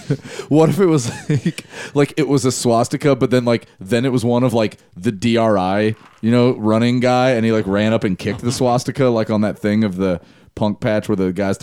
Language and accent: English; San Diego, California, United States; moved away; I grew up in California, you know, as did Elliot, as we've talked about. And I know at least down in San Diego, the ice cream trucks were like only 60% ice cream where I grew up.